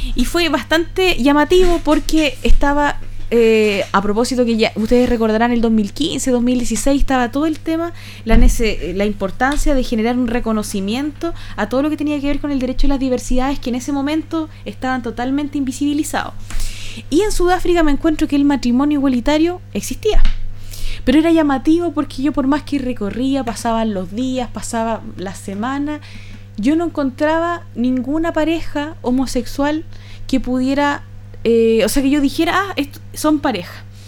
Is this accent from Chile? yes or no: yes; Chile; nosotros somos más chilenos que los porotos